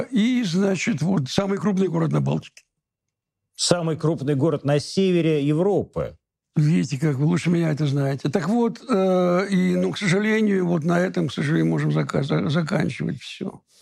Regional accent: Moscow, Russia; born there; Я родился в Москве и довольно часто здесь бываю.

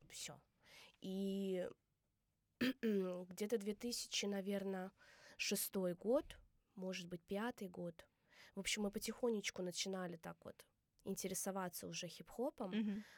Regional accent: Saransk, Mordovia, Russia; now in Moscow, Russia; я из Республики Мордовия

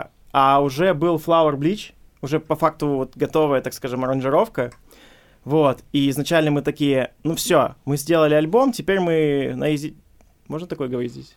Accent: Khabarovsk, Khabarovsk Krai, Russia; Мы ребята из Хабаровска, эфир из Хабаровска

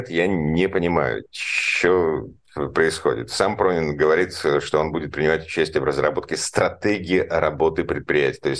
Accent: Saint Petersburg, Russia; Олег Осипов. Э, я из Питера, Олег из Москвы.

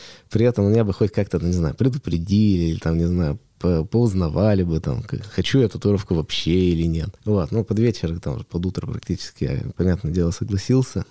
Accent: Yekaterinburg, Sverdlovsk Oblast, Russia; Я родился в Екатеринбурге, ну, тогда я еще в Свердловске, вырос в Свердловске.

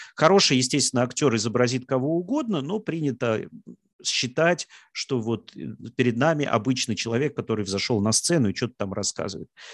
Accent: Samara, Samara Oblast, Russia; я из Самары, там есть очень хорошие стендап-комики

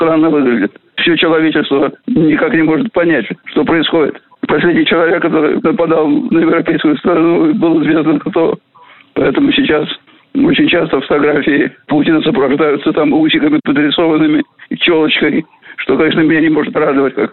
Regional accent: Russia; Тем более, что этнически я не русский. Я россиянин, гражданин России, и, конечно, русский по культуре.

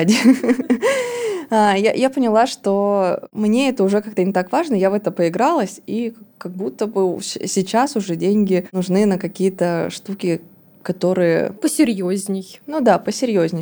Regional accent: Tomsk, Tomsk Oblast, Russia; moved away as an adult; now in Moscow, Russia; все мое детство было в Томске, на даче и в детских лагерях, которые тоже находятся в Томской области

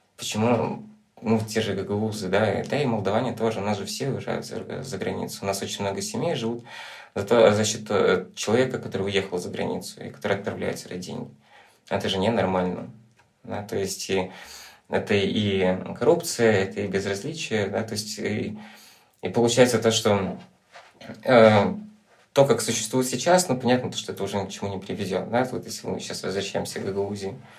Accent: Rîbnița, Transnistria, Moldova; now in Chișinău, Moldova; я родился в Приднестровье

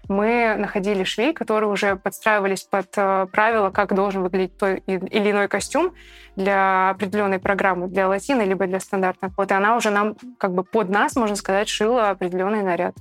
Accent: Petropavl, North Kazakhstan Region, Kazakhstan; moved away as an adult; now in Saint Petersburg, Russia; я из маленького города. Я из Петропавловска, Северный Казахстан

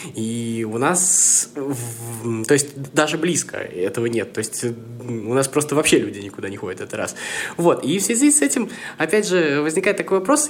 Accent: Samara, Samara Oblast, Russia; я из Самары

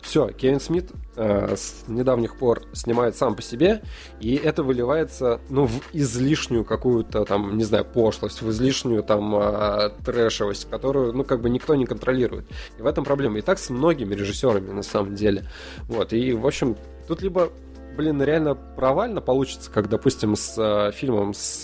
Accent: Sosnovy Bor, Leningrad Oblast, Russia; moved away; Сосновобор, это мой родной город.

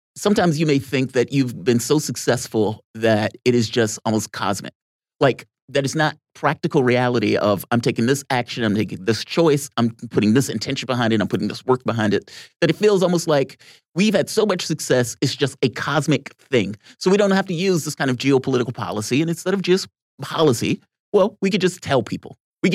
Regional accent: Virginia, United States; Virginia, my hometown.

